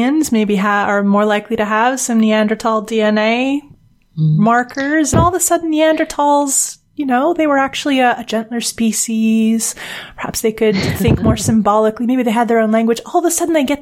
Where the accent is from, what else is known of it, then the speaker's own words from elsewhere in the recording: Canada; now in United Kingdom; being English speaking, living in Britain, being from Canada